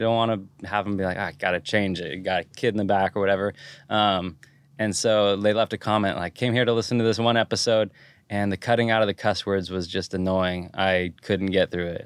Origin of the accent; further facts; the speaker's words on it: Santa Cruz, California, United States; I liked growing up there